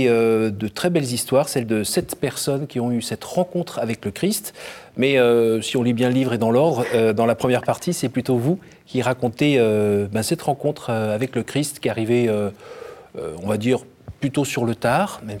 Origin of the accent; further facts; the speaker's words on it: northern France, France; Je viens plutôt